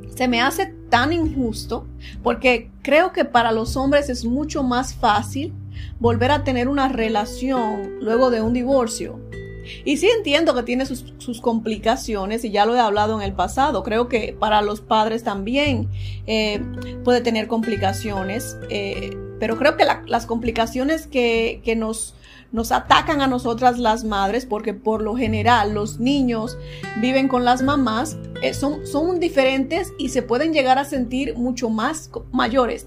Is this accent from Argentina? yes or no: no; Dominican Republic; moved away; creciendo en la República Dominicana